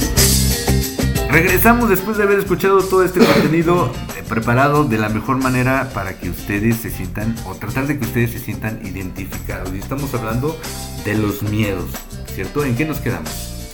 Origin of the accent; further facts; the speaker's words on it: Mexico; yo, que soy mexicano